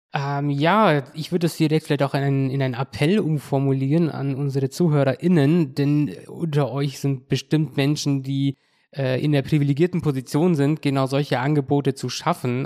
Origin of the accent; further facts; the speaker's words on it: Kaufbeuren, Bavaria, Germany; Kaufbeuren ist mein, mein Heimatort.